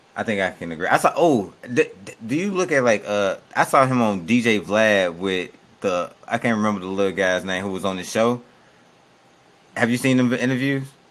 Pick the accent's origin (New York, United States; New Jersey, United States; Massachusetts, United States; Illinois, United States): Illinois, United States; Chicago; I'm from Chicago